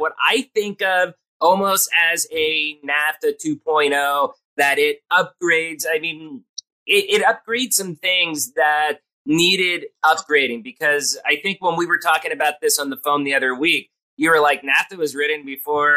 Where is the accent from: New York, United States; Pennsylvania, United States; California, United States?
Pennsylvania, United States; Pottsville; moved away; growing up in Pennsylvania, we have Yingling beer. I'm from the hometown of Yingling beer.